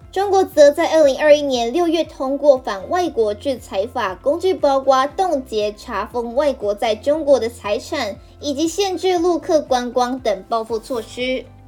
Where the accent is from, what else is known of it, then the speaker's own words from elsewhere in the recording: Lukang, Changhua County, Taiwan; moved away; 我的家乡呢是在鹿港